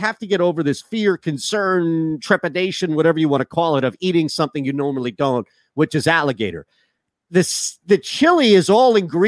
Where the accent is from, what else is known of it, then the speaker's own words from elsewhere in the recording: Rochester, New York, United States; We're from Rochester, the Rochester.